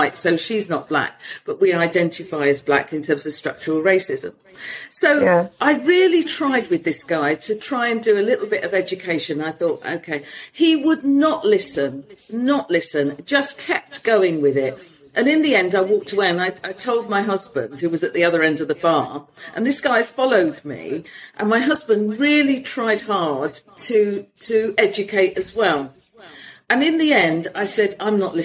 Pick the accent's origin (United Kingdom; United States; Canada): United Kingdom; London; moved away as an adult; now in Spain; I'll say I'm from London. And then they'll say, no, where are you really from? And I'll say, Hackney